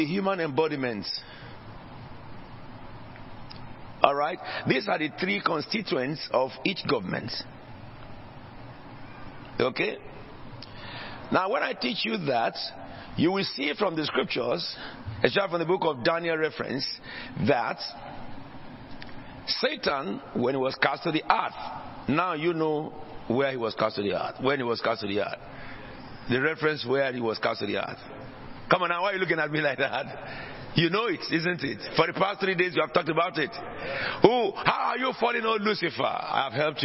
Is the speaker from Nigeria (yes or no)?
yes; Nigeria; now in United Kingdom; in Nigeria, where I originally came from before I became British